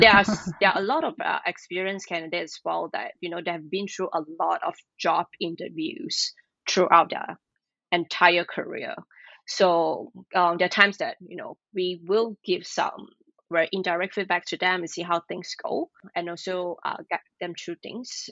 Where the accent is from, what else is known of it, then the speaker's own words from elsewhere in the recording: Malaysia; moved away as an adult; now in Tokyo, Japan; I'm from Malaysia.